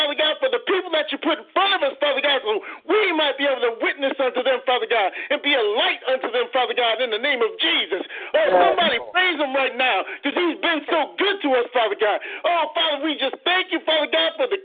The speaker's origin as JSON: {"language": "English", "town": "Waterbury", "region": "Connecticut", "country": "United States", "moved": "as an adult", "lives_now": "Conway, United States", "said": "I'm from Waterbury, Connecticut. My wife and I moved to Conway, South Carolina"}